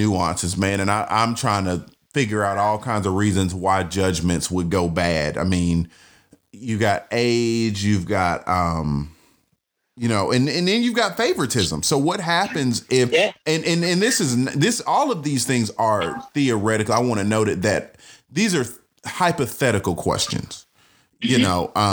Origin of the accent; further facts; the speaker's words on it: Atlanta, Georgia, United States; I'm from Atlanta